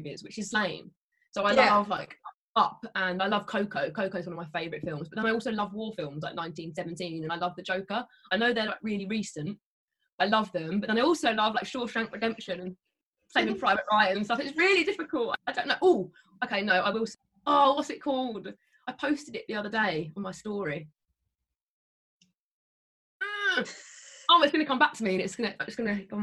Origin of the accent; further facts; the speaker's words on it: Hertfordshire, East of England, United Kingdom; Hertfordshire, England, outside of London.